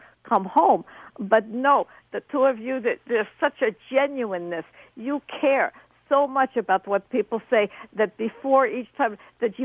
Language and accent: English; Moscow, Russia; now in United States; I was born in Moscow